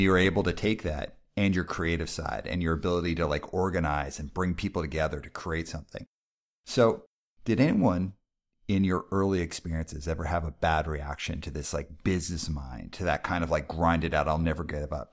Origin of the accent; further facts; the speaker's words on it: Calgary, Alberta, Canada; I grew up in Calgary.